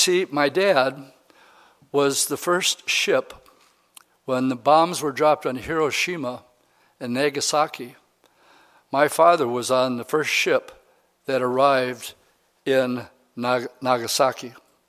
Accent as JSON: {"language": "English", "town": "Pittsburgh", "region": "California", "country": "United States", "tie": "born there", "said": "I was born in Pittsburgh, California instead, which is a naval unit base."}